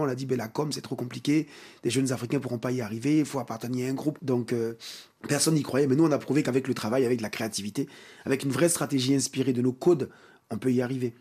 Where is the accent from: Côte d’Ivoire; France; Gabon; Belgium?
Côte d’Ivoire; chez nous, en Côte d'Ivoire et en Afrique